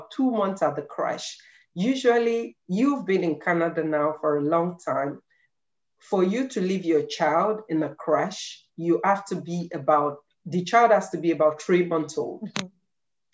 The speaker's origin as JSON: {"language": "English", "country": "Nigeria", "moved": "as an adult", "lives_now": "Ireland", "said": "I came from Nigeria. We all know that we Nigerians, we love books."}